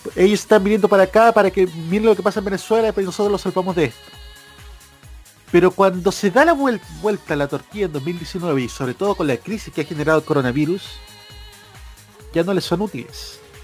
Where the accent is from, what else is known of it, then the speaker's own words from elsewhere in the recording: Chile; nos reconocemos como chilenos